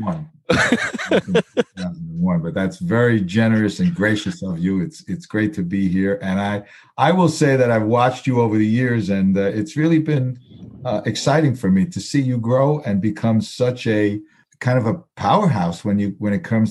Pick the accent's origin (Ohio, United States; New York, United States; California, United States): New York, United States; New York City; also born or lived in Flushing, Queens; I was born in Queens, Astoria, to be exact.